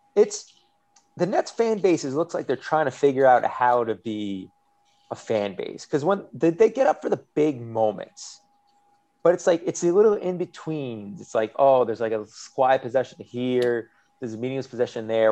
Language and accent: English; New York, United States; as a New Yorker